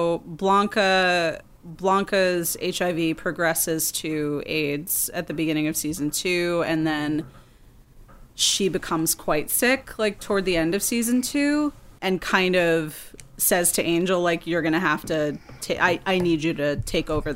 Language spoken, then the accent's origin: English; New York City, New York, United States; growing up in New York in the early 90s and just being a kid